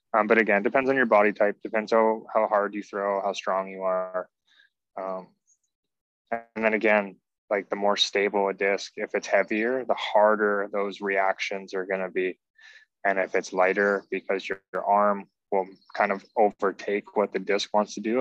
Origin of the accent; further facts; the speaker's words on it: Canada; we're from Canada